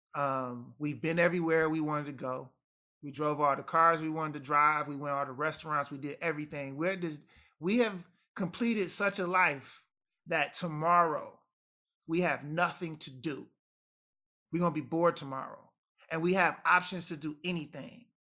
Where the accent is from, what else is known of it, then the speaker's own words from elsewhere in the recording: Detroit, Michigan, United States; also born or lived in Jamaica; I'm Detroit American